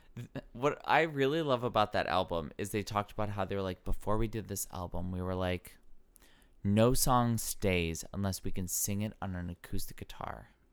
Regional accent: rural Ohio, United States; also born or lived in Wisconsin / Solon, Ohio; I grew up in, like, rural Ohio

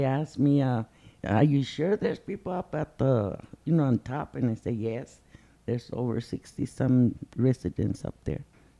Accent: Ciudad Juárez, Chihuahua, Mexico; also born or lived in Albuquerque, New Mexico; now in Pajarito Mesa, United States; I'm from Pajarito Mesa. Originally, I was born in Ciudad Juárez, Chihuahua. I've been here in Albuquerque since 67.

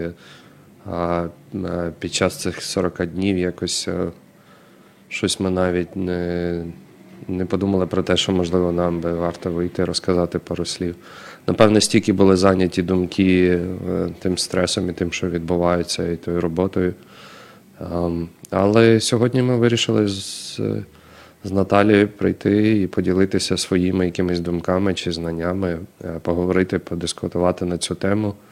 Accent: Ukraine; Ми з України.

